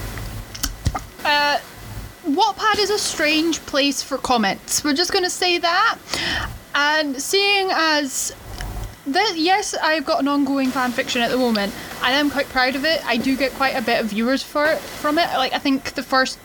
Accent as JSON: {"language": "English", "region": "Scotland", "country": "United Kingdom", "said": "I am Scottish"}